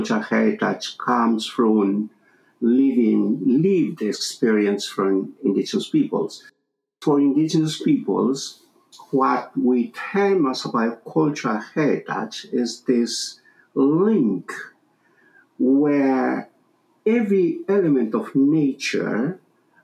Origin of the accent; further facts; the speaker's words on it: southern Peru, Peru; a Quechua native from southern Peru